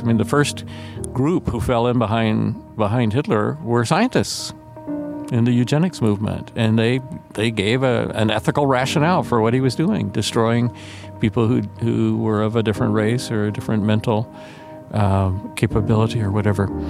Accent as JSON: {"language": "English", "town": "Atlanta", "region": "Georgia", "country": "United States", "tie": "born or raised there", "said": "I grew up in Atlanta, Georgia"}